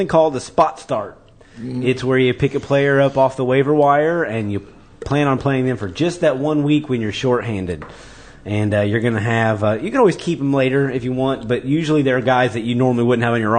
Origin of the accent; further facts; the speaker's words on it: Worthington, Indiana, United States; as a kid growing up in Worthington, we'd go to the Bloomington Mall on Saturdays